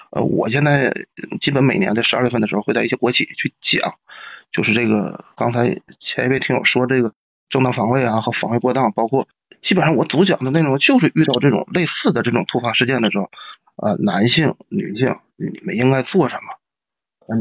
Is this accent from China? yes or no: yes; Northeast China, China; 我们东北话讲